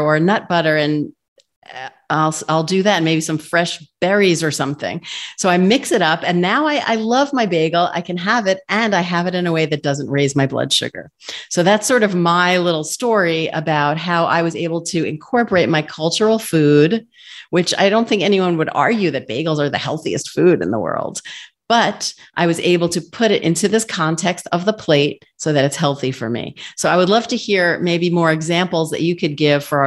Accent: New York, United States; I'm a New Yorker. I grew up in a Jewish family eating bagels

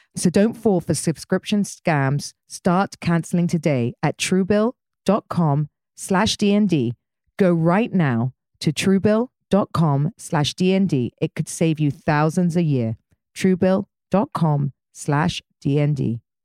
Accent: United Kingdom; I'm British

